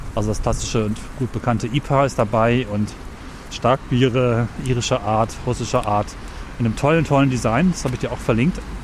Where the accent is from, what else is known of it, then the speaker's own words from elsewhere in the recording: Northern Germany, Germany; als Norddeutscher